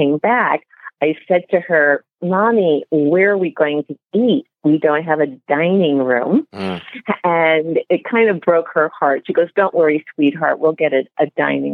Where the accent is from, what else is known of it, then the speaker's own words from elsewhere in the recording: New York City, New York, United States; I was born and raised in the Bronx